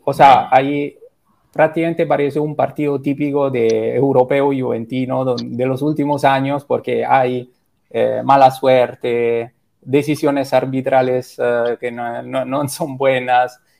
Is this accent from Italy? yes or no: yes; Rome, Lazio, Italy; Spanish is a second language; moved away as an adult; now in Lima, Peru